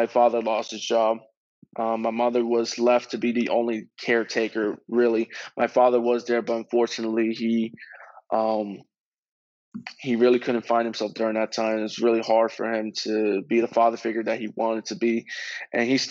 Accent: Reading, Pennsylvania, United States; growing up in Reading, Pennsylvania as a kid

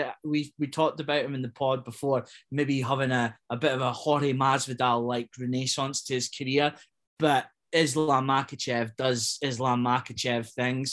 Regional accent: Scotland, United Kingdom; as proud as it comes as a Scotsman

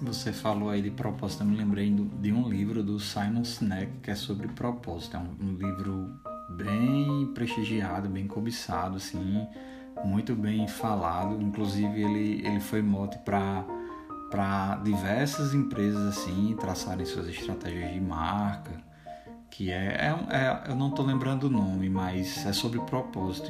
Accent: Currais Novos, Rio Grande do Norte, Brazil; now in Campinas, Brazil; Nós somos do interior do Rio Grande do Norte, é bom também a gente comentar isso, né? De Currais Novos, uma cidade no Seridó

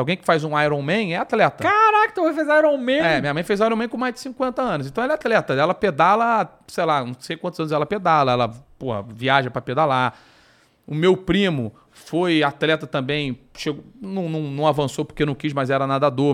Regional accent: Rio de Janeiro, Brazil; moved away as an adult; now in São Paulo, Brazil; Eu sou do Rio, minha família toda é do Rio, meus camaradas todos são do Rio. Então, assim, o meu, meu, a minha vida sempre foi no Rio

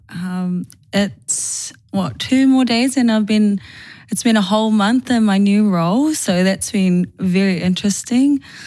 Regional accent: Auckland, New Zealand; born and bred in Manurewa, still living in Manurewa.

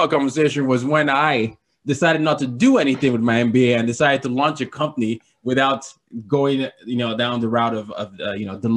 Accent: Lagos, Nigeria; now in New York City, United States; It reminded me of my my hometown of Lagos.

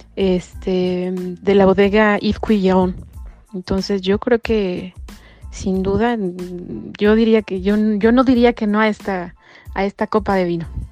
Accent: Mexico City, Mexico; moved away as an adult; now in Bordeaux, France; yo nací, yo nací en México, en la Ciudad de México, resido en la ciudad de Bordeaux, en Francia, desde hace cuatro años

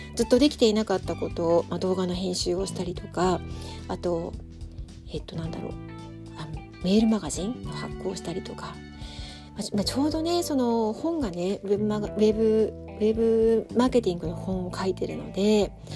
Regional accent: Tokyo, Japan; now in Sapporo, Japan; 私の実家も東京なので

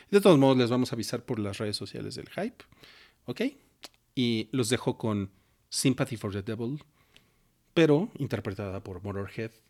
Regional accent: Mexico; Y para nosotros como mexicanos lo heredamos, lo traemos de sangre.

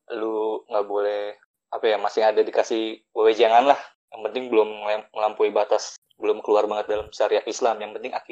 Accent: Jakarta, Indonesia; now in Kosambi, Indonesia; gue dari Jakarta lalu gue gue pindah ke Kosambi

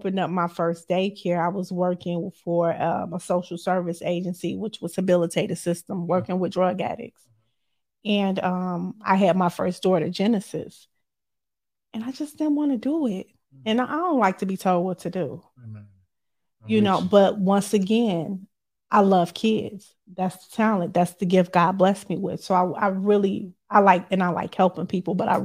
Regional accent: Chicago, Illinois, United States; I'm from the South Side of Chicago

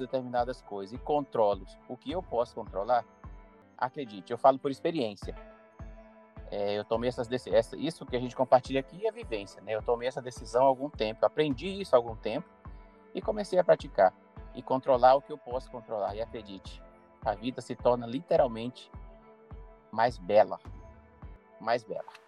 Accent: Carolina, Maranhão, Brazil; moved away; eu estou na minha cidade natal, na cidade de Carolina, estado do Maranhão, onde eu nasci e cresci

